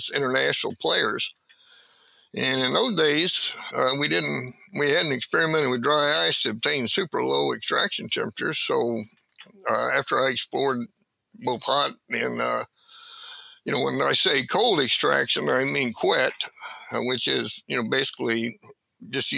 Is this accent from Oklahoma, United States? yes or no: yes; Oklahoma, United States; now in Portland, United States; I originally lived from Oklahoma